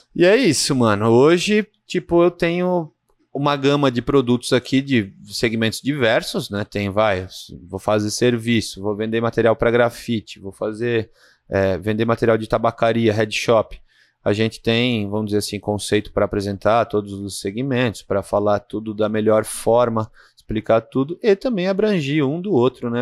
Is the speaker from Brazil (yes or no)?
yes; Brazil; a gente é brasileiro